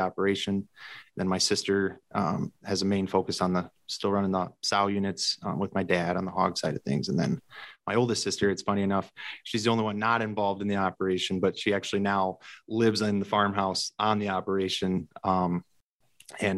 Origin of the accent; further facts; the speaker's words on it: Lena, Illinois, United States; I'm from Lena, Illinois area. And so it's just south of the Wisconsin border, a little bit in northwest Illinois. Currently live on and grew up on a family hog operation mainly